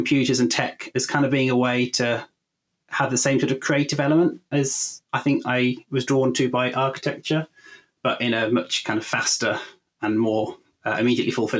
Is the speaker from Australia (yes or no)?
no; Warwickshire, West Midlands, United Kingdom; I grew up in Warwickshire, and I'm still in Warwickshire today